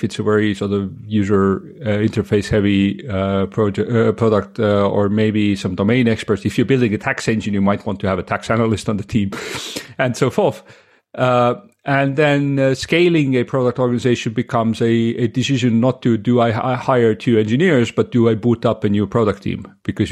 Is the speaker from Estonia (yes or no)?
yes; Estonia; also born or lived in United States; I'm Estonian, born and raised in Estonia